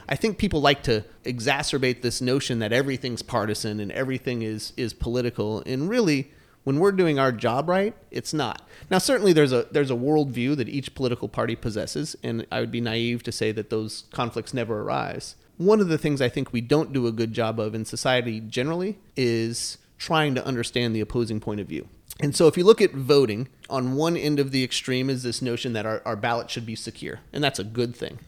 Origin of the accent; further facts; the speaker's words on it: Flagstaff, Arizona, United States; I ran for city council when I was nineteen years old in my hometown of Flagstaff, Arizona.